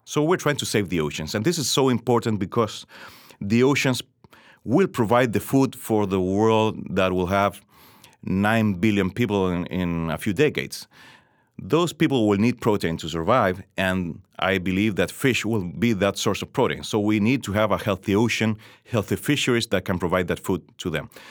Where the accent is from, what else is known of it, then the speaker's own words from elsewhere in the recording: Chile; I grew up, uh, in Chile in the late seventies, seventies and eighties